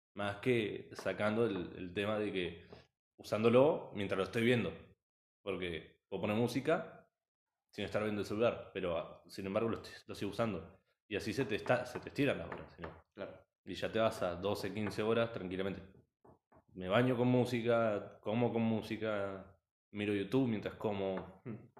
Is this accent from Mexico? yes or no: no; Argentina; also born or lived in Las Flores, Buenos Aires; somos, primero que nada somos de Argentina